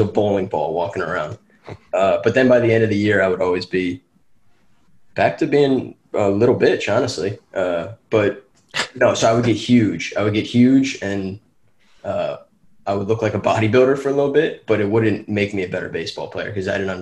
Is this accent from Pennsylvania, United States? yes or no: yes; Chester County, Pennsylvania, United States; I was from Chester County, Pennsylvania. We had a team called the Chester County Crawdads